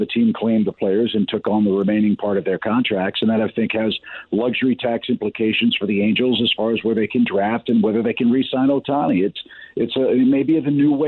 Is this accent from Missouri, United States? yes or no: yes; West County, Missouri, United States; as a kid growing up in West County